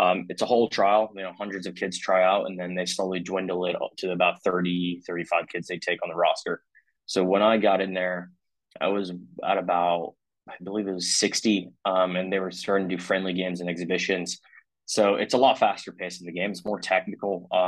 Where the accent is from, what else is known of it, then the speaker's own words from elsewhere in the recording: Monrovia, California, United States; moved away as an adult; also born or lived in Mexico / Texas / Tennessee; now in Washington, D.C., United States; small town, Monrovia in Los Angeles County.